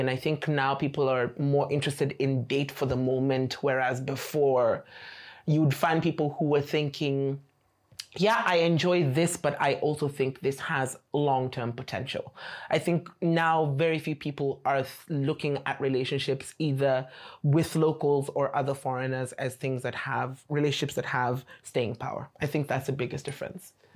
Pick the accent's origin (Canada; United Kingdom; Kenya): Kenya; Nairobi; moved away as an adult; now in Beijing, China; I come from Nairobi, Kenya, and I've been in China for four and a half years.